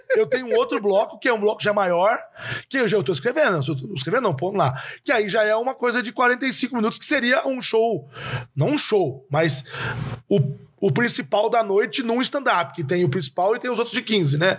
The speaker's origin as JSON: {"language": "Portuguese", "region": "interior of Minas Gerais", "country": "Brazil", "said": "eu sou do interior de Minas"}